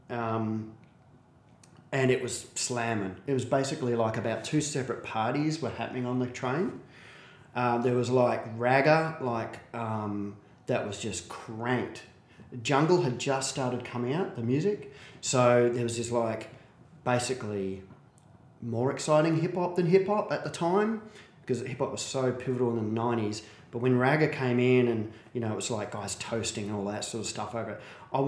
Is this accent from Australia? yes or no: yes; Perth, Western Australia, Australia; I'm from Perth. I'm from Maddington, which is 20 minutes out of Perth.